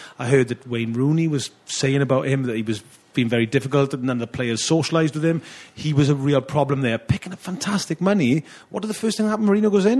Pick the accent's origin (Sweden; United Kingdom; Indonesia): United Kingdom; Welsh, Wales; as a Welshman